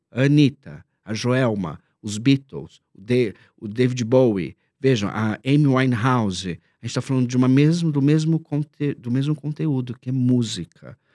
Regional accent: Minas Gerais, Brazil; É, eu sou mineira, é um queijo, eu tô aqui.

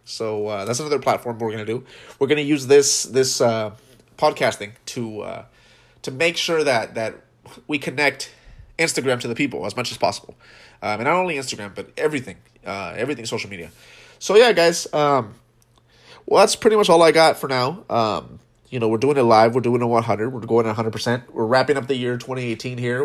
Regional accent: West Coast, United States; we are from the West Coast, primarily

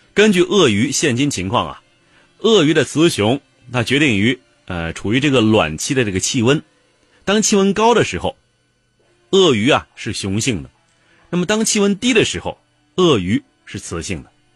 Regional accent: China; 我们中国人呢，则既有想象力又有概括力

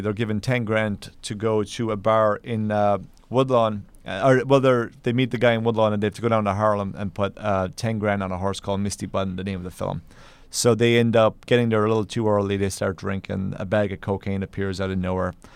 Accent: Kerry, Munster, Ireland; now in New York, United States; I'm from Ireland originally, and, uh, I, I'm from a place called Kerry

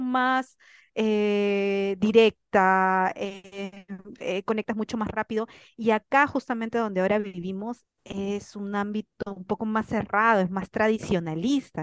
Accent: Peru; moved away as an adult; also born or lived in Spain; now in Ecuador; yo que soy recontra peruano

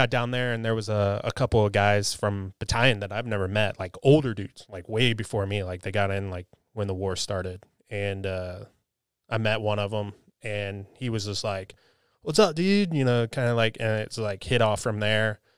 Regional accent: Virginia, United States; I came from Virginia, so DC area, so I, it was kind of a nice change of pace.

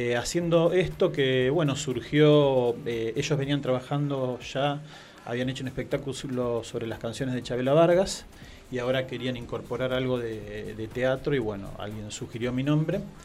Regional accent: Marcos Juárez, Córdoba, Argentina; accent: tonadita, not classic Cordoban; moved away; en mi pueblo, Marcos Juárez

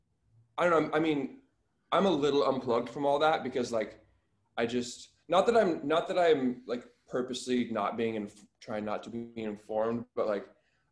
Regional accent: Anchorage, Alaska, United States; I'm from Alaska.

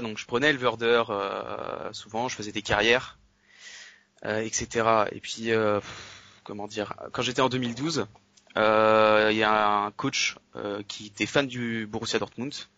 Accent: Nantes, Pays de la Loire, France; je suis de Nantes

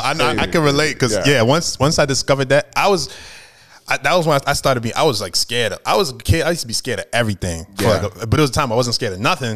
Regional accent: New York City, New York, United States; Man, I love Brooklyn, bro. It was so amazing just because we grew up around so many different ethnicities and all that kind of stuff.

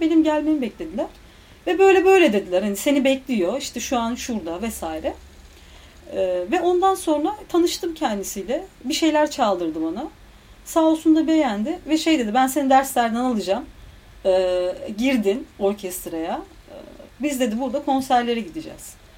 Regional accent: Istanbul, Turkey; ben İstanbul'un bir köyü gibi bir yerde büyüdüm

